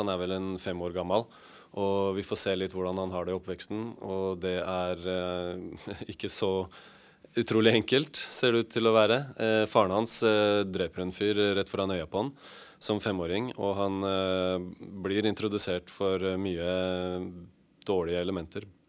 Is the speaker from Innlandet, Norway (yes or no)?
no; Oslo, Norway; på Ellingsrud, der hvor vi var fra.